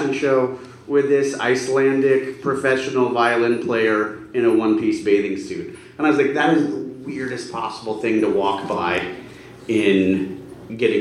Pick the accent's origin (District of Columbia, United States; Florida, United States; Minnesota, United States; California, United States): Florida, United States; Satellite Beach; I grew up in Florida. In fifth grade, they played that movie for free. In Satellite Beach